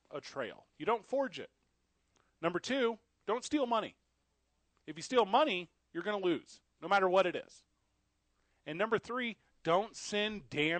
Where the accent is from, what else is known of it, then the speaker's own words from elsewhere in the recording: Illinois, United States; also born or lived in Missouri; Because I'm from Illinois. I'm from Missouri.